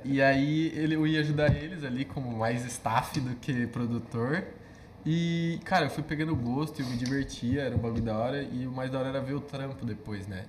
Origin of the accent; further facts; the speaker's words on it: Campinas, São Paulo, Brazil; Eu sou natural de Campinas, São Paulo.